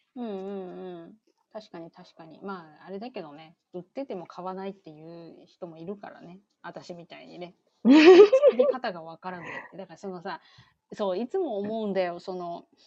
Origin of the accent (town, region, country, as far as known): Chiba, Japan; born or raised there; now in United States